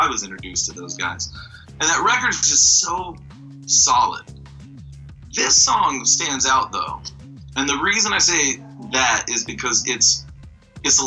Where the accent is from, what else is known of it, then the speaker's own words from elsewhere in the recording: Bakersfield, California, United States; growing up in Bakersfield, California